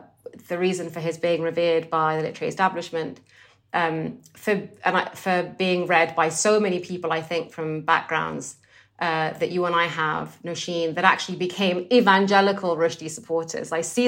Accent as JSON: {"language": "English", "country": "Sudan", "tie": "born or raised there", "also_born_or_lived": "Egypt / Saudi Arabia", "said": "I grew up in the Muslim in a Muslim country, so all of this I experienced in Sudan and then in other parts of the Muslim world, so in Egypt and Saudi Arabia."}